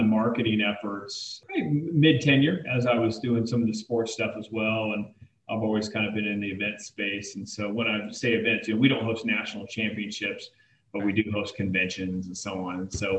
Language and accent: English; Anchorage, Alaska, United States; moved away; also born or lived in Dayton, Ohio / New Mexico; I grew up in Anchorage, Alaska, and then eventually moved to Dayton, Ohio, military family. And so bounced around a little bit, right before college, moved to New Mexico